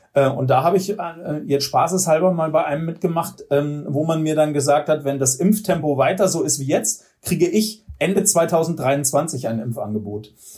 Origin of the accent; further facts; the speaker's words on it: Northern Germany, Germany; now in Oberreitnau, Germany; ich stamme ja aus Norddeutschland